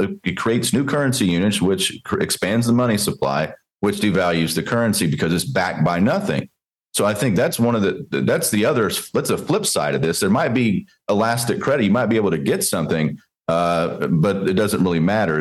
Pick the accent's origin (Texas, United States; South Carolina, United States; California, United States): Texas, United States; Growing up in Texas, watching my dad